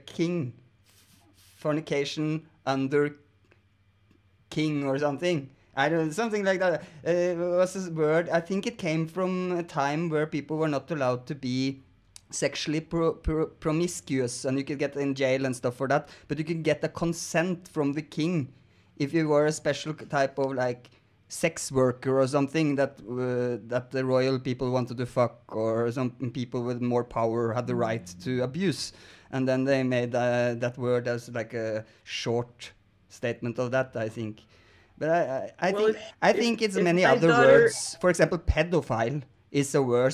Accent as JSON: {"language": "English", "country": "Norway", "said": "I'm also from Norway"}